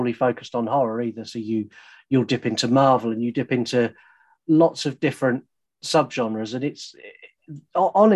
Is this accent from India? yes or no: no; England, United Kingdom; in the UK, we really don't do that. We speak English